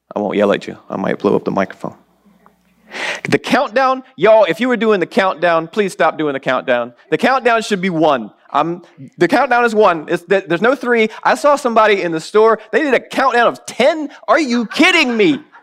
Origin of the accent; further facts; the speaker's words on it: the South, United States; I grew up in the South